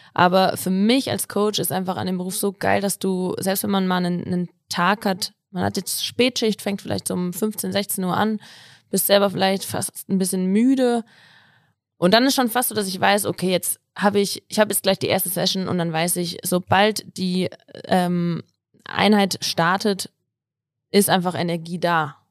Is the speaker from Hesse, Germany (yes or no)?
yes; Kassel, Hesse, Germany; moved away as an adult; now in Innsbruck, Austria; komme eigentlich ursprünglich aus Kassel